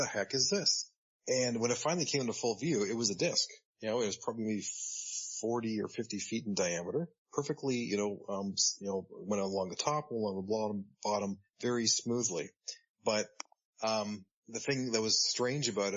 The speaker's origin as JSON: {"language": "English", "town": "Orangeville", "region": "Ontario", "country": "Canada", "tie": "born or raised there", "lives_now": "Hamilton, Canada", "said": "I live in Hamilton, Ontario, and I grew up in Orangeville, Ontario"}